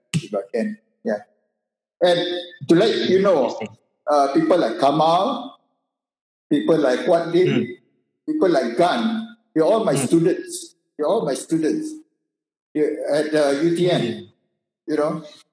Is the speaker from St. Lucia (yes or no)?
no; Malaysia; moved away; I'm just a Malaysian